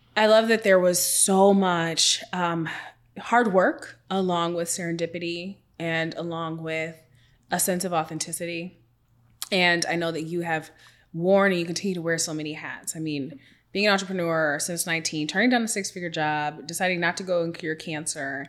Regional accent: Seattle, Washington, United States; I'm from Washington State, come from Seattle

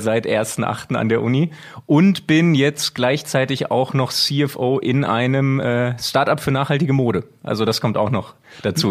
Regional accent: Bochum, North Rhine-Westphalia, Germany; now in Switzerland; bin gebürtiger Bochumer, deswegen wirklich von klein auf äh, in der Nähe des Stadions aufgewachsen, wohne jetzt leider schon recht lange in der Schweiz

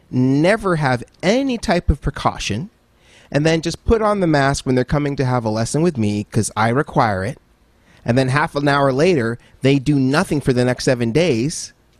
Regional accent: Nigeria; also born or lived in Dallas, Texas / Cameroon / Oman; So I'm from Nigeria. So because I am. But I was born in Dallas, Texas, strangely enough.

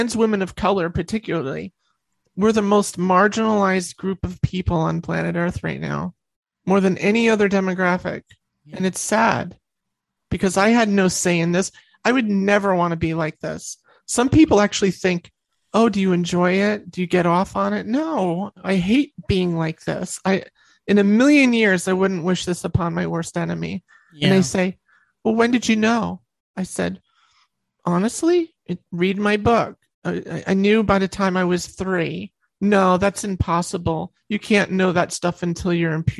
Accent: New York, United States; I'm from New York.

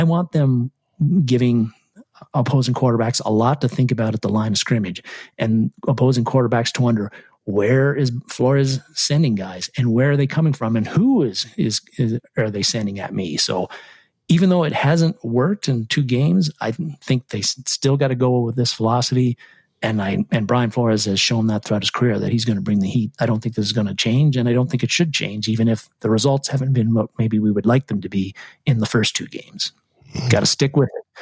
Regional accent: Canada; I played a lot of hockey when I was a kid because I'm Canadian

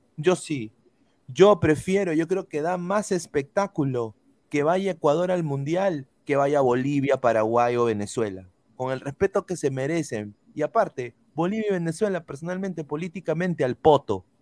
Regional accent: Peru; now in United States; como buenos peruanos nosotros

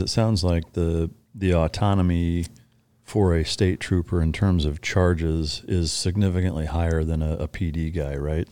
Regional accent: Iowa, United States; growing up in Iowa

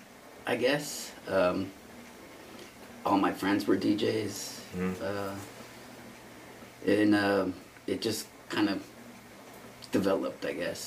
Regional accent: San Francisco, California, United States; I was born in San Francisco, California, and lived there my whole life

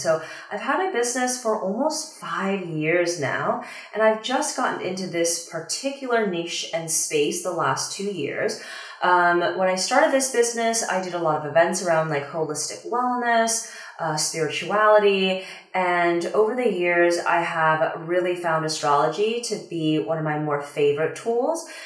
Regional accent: Washington, District of Columbia, United States; also born or lived in Shanghai, China; I moved from Shanghai back to the US, like back to the DC area where I'm from

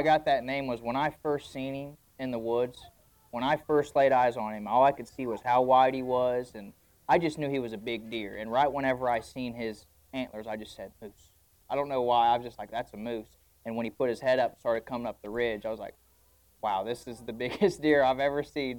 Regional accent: Greensburg, Indiana, United States; I'm from Greensburg, Indiana, southeastern Indiana. Born there, raised there.

